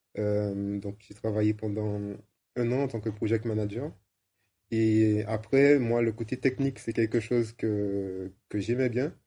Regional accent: Martinique; moved away; also born or lived in Amsterdam; je suis martiniquais et ça faisait 15 ans que j'étais parti

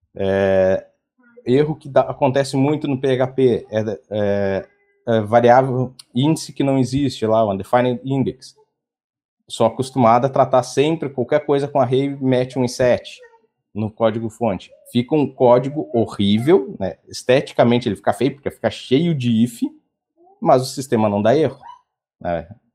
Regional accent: Porto Alegre, Rio Grande do Sul, Brazil; Sou de Porto Alegre

